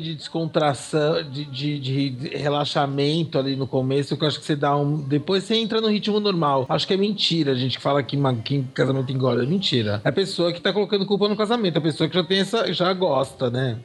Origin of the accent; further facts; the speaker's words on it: São Paulo, Brazil; also born or lived in Balneário Camboriú; now in Jaraguá do Sul, Brazil; eu nasci na Frei Caneca com a Paulista, né, na maternidade de São Paulo. Eu moro em Jaraguá do Sul.